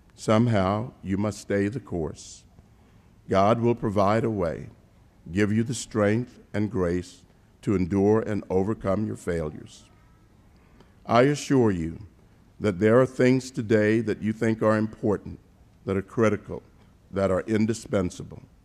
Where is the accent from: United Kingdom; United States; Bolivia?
United States; Savannah, Georgia; my hometown of Savannah, Georgia